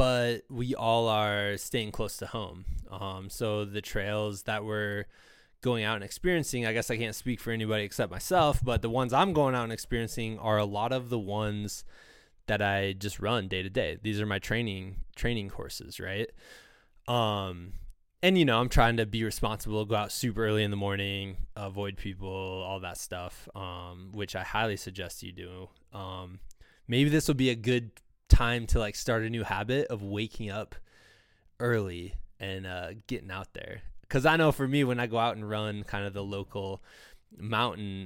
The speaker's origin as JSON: {"language": "English", "region": "Iowa", "country": "United States", "tie": "born or raised there", "said": "growing up in Iowa"}